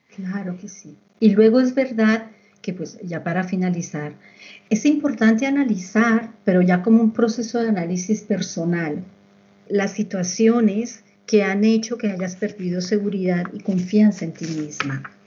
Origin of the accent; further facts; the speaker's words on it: Colombia; moved away; yo soy colombiana